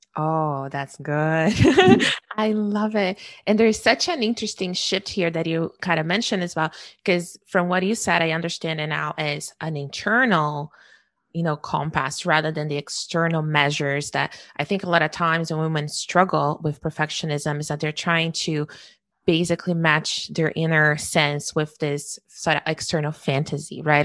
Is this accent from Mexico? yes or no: no; Brazil; moved away; growing up in Brazil